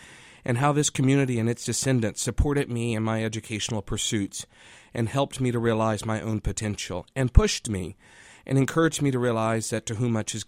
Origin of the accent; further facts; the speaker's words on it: United States; when I was growing up in Madison Park